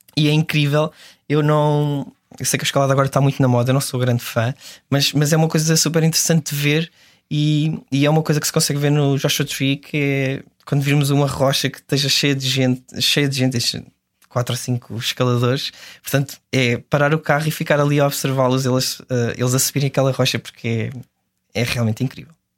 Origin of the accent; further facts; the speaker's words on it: Serra da Estrela, Centro, Portugal; a Serra da Estrela, que é de onde eu sou